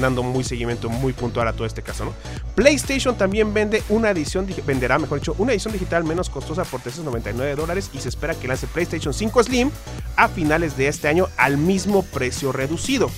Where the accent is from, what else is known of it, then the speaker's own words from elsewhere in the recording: Mexico; como buenos mexicanos